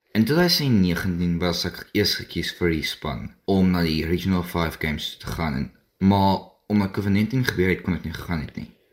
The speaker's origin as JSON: {"language": "Afrikaans", "town": "Mossel Bay", "region": "Western Cape", "country": "South Africa", "said": "ek is van Mosselbaai af"}